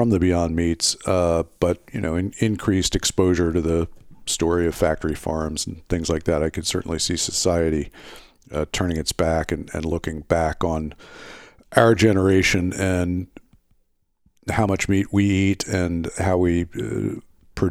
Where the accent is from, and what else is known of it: United States